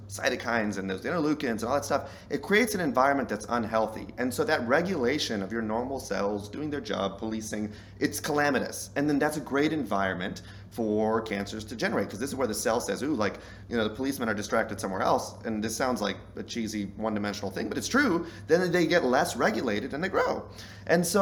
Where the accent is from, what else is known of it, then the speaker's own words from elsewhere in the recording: Southern, United States; I'm Southern